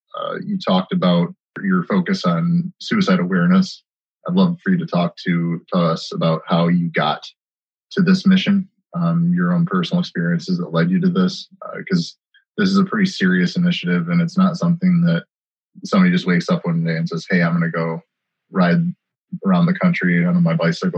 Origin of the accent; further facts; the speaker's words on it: northern Michigan, United States; my hometown area in northern Michigan.